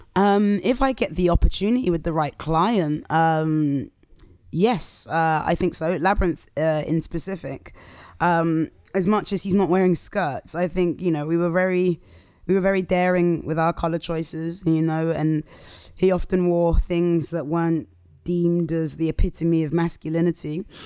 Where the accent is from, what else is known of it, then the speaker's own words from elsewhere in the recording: Southampton, South East England, United Kingdom; also born or lived in London; now in Croydon, United Kingdom; I'm from Southampton originally